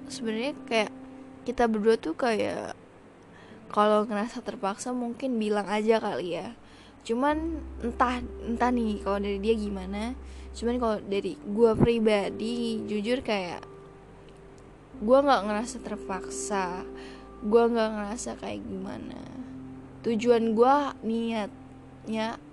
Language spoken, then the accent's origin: Indonesian; Padang, West Sumatra, Indonesia; padahal gue orang Padang